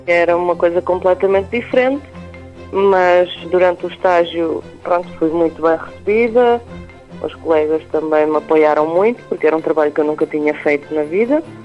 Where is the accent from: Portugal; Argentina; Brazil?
Portugal; Salvaterra de Magos; Eu estudei em Salvaterra, a minha terra